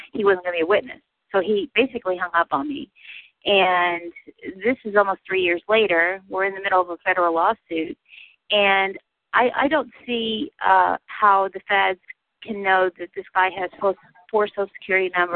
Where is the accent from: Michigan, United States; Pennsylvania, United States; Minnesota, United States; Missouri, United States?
Missouri, United States; Southeast; now in California, United States; I'm originally from Southeast Missouri